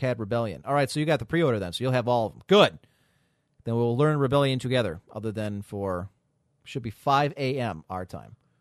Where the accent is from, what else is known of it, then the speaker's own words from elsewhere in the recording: United States; as an American customer